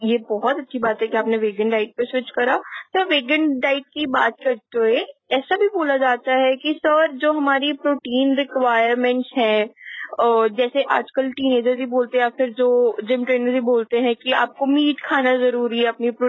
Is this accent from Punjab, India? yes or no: yes; Punjab, India; sir ऐसा मैं भी पंजाबी हूँ सर नंदिनी भी पंजाबी है